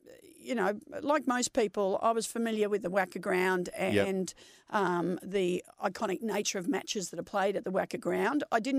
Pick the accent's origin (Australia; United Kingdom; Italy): Australia; Nunawading, Victoria; As you said, I was born in Kew, but I grew up in Nunawading, which is an eastern suburb of Melbourne.